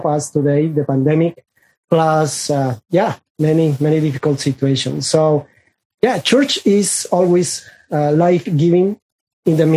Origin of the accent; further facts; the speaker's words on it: Colombia; first language Spanish; English is a second language; I am from Colombia, South America.